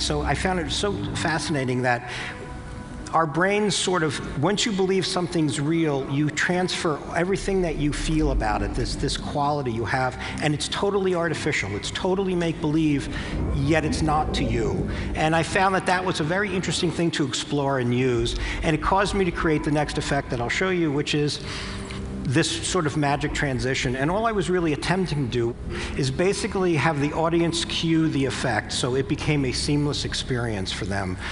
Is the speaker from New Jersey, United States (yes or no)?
yes; New Jersey, United States; I'm from New Jersey